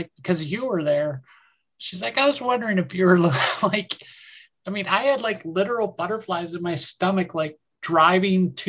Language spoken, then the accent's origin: English; New York, United States; I'm from New York.